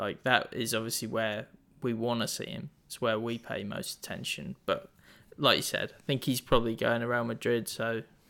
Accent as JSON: {"language": "English", "region": "England", "country": "United Kingdom", "tie": "born or raised there", "said": "So, I don't know if that's growing up in England. I don't really get that."}